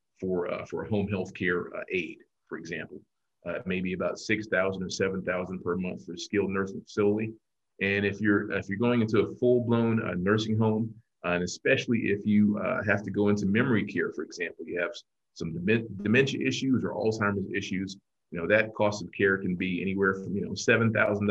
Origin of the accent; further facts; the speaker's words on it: Columbia, South Carolina, United States; born and raised in Columbia, South Carolina